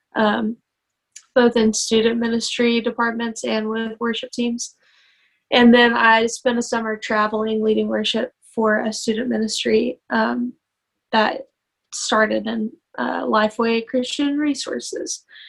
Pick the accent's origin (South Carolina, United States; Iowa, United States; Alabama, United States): Alabama, United States; Muscle Shoals; I am um, originally from Muscle Shoals, Alabama. I grew up there